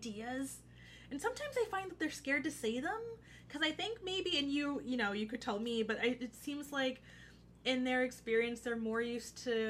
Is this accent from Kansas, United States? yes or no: no; Oxon Hill, Maryland, United States; I'm from Oxon Hill, Maryland, which is in PG County.